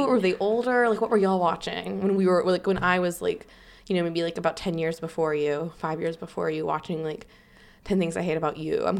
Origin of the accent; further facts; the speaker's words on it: the South, United States; accent: Southern; You'll hear me talk about whether or not being around my Tennessee kinfolk was making my Southern accent stronger